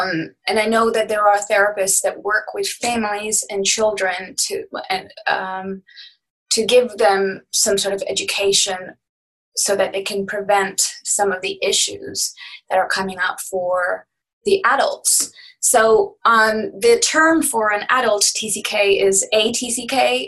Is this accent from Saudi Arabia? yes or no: yes; Saudi Arabia; Growing up in Saudi in an international school where everybody comes from everywhere, you live in housing compounds.